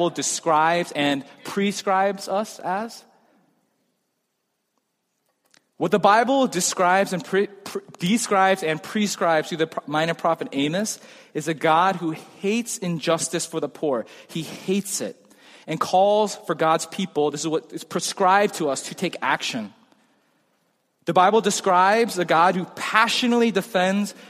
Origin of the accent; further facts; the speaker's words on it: United States; I'm American